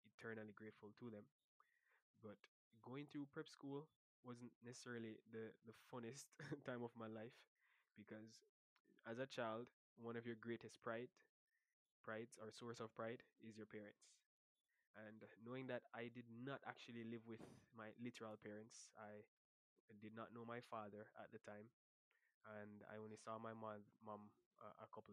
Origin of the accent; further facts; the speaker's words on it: Port Maria, Saint Mary, Jamaica; also born or lived in Highgate, St. Mary / Kingston; I'm originally from Port Maria, St. Mary.